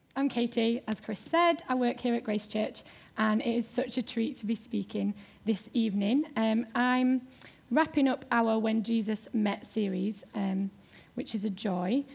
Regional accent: Yorkshire and the Humber, United Kingdom; accent: Yorkshire; moved away; I am from Yorkshire

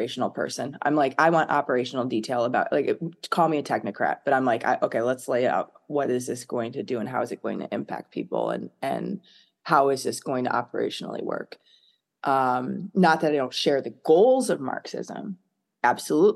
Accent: United States; also born or lived in France; growing up in America

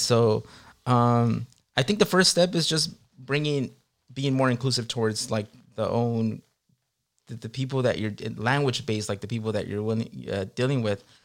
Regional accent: Long Beach, California, United States; moved away as an adult; also born or lived in Guerrero, Mexico / New York / San Diego; now in Los Angeles, United States; I grew up in Long Beach, so we came as immigrants to the city of Long Beach

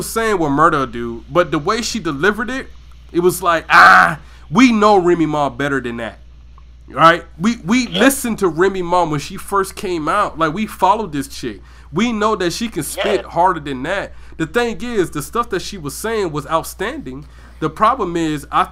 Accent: Georgia, United States; moved away; I was from Georgia

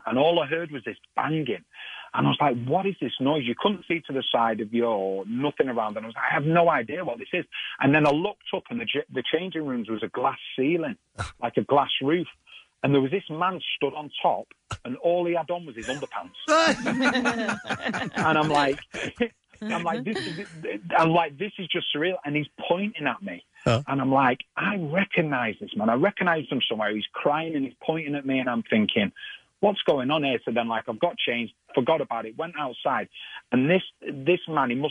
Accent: Manchester, North West England, United Kingdom; moved away; where I was born in Manchester

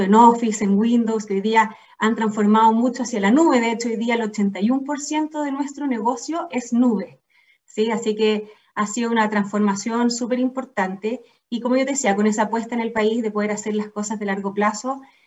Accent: Chile; also born or lived in England; soy chilena y he tenido la fortuna de vivir casi toda mi vida acá en Chile

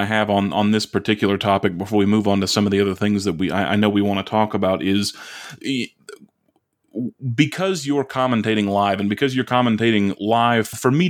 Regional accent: United States; as an American

